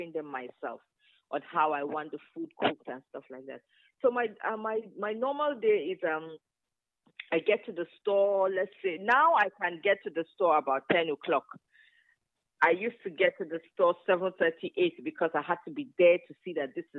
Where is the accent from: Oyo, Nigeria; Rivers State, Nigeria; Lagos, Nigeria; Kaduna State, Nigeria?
Kaduna State, Nigeria; Zaria; also born or lived in Kano / Kogi State; I grew up in Zaria, in the north, and my mom had a yogurt factory